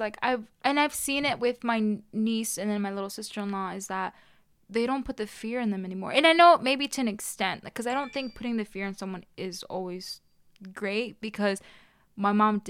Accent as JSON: {"language": "English", "region": "New York", "country": "United States", "tie": "born or raised there", "said": "Well, yeah, like, I moved here when I was, like, around 7 or 8. So it kind of, like, it was, like, half and half. Mm-hmm. So, you know, I was born in Long Island, so"}